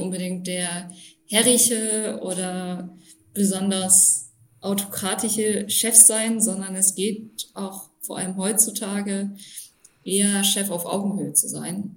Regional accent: Düren district, North Rhine-Westphalia, Germany; moved away as an adult; also born or lived in Passau; bin im Kreis Düren in Nordrhein-Westfalen aufgewachsen, in einem kleinen Dorf mit 600 Einwohnern

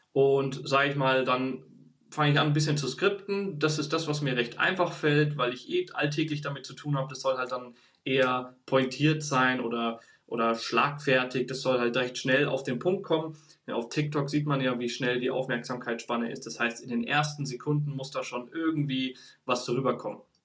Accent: Bavaria, Germany; moved away as an adult; now in Stuttgart, Germany; Ich bin geboren und aufgewachsen in Bayern

